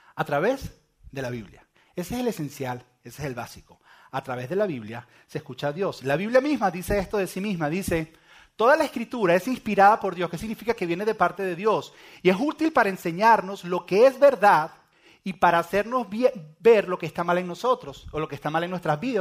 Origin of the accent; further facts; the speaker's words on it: Venezuela; moved away; yo soy venezolano